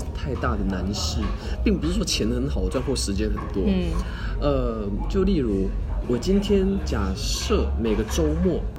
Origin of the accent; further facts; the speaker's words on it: Taichung, Taiwan; 我从庆记市来到台北。庆记是闽南话当中的子弹，因为这在讽刺咱们台中之前常常找到非常大量的子弹。